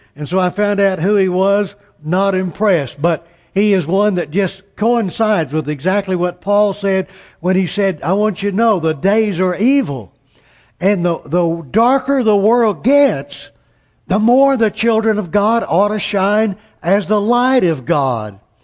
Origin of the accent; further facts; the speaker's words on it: Amarillo, Texas, United States; I'm from Amarillo, Texas